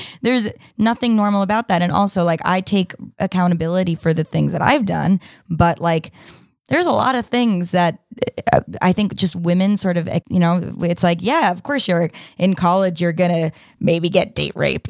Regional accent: New York, United States; when I was, uh, thirteen, fourteen, growing up in New York

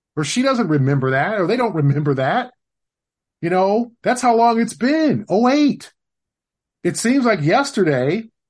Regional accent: Los Angeles, California, United States; now in Boston, United States; born and raised in Los Angeles

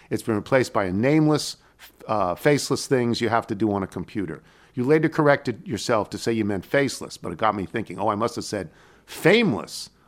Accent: Galloway, New Jersey, United States; which I add parenthetically, I have played in my hometown of Galloway. Just a short drive up the Garden State Parkway from Harbor Pines.

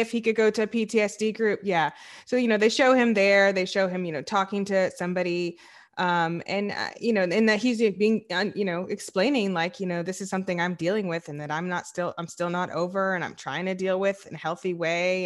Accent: the South, United States; I'm from the South

